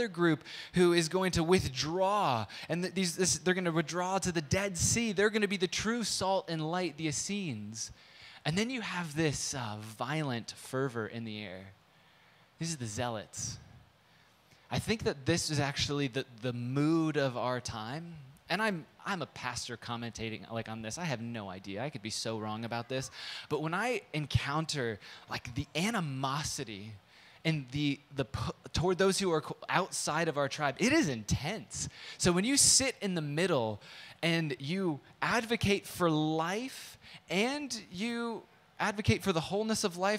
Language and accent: English; San Diego, California, United States; moved away; also born or lived in Midwest; I grew up in San Diego